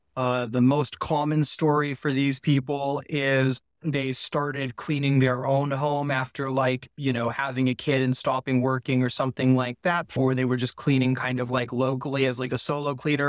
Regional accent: Palo Alto, California, United States; I grew up in Silicon Valley in Palo Alto, right near, uh, like Google and Facebook, Apple

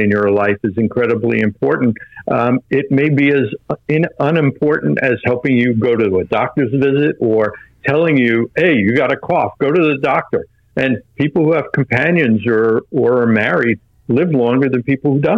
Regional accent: Long Island, New York, United States; I was born on Long Island

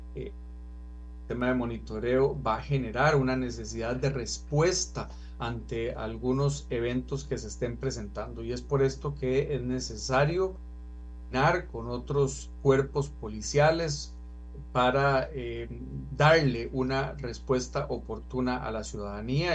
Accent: Santa Teresa de Cutris, Alajuela, Costa Rica; soy un Sancar. Nací en Santa Teresa de Cutris, un pueblito muy rural de un distrito fronterizo.

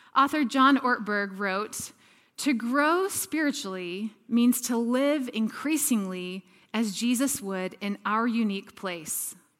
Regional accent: Atlanta, Georgia, United States; moved away as an adult; also born or lived in Texas; now in San Diego, United States; I grew up in the deep south in Atlanta, Georgia

